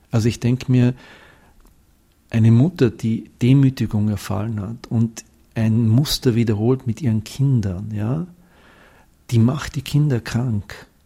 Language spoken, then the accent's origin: German; Austria; now in Switzerland; ich bin Österreicher und 20 Jahre in der Schweiz.